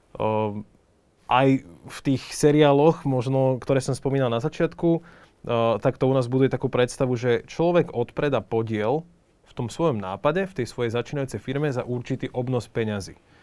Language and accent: Slovak; Slovakia; sme my Slováci